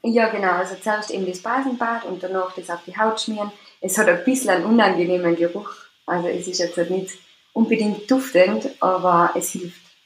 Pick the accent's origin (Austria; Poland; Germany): Austria; also born or lived in Tyrol; ich komme aus Österreich, also in Tirol wohne.